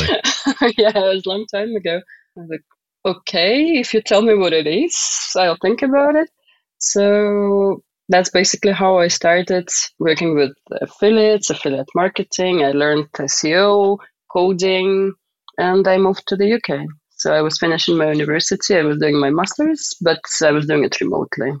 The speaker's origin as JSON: {"language": "English", "town": "Donetsk", "region": "Donetsk Oblast", "country": "Ukraine", "tie": "born or raised there", "moved": "yes", "said": "I am from Donetsk, uh, Ukraine, and I've lived there for quite some time. I was born there and I went to school there and university."}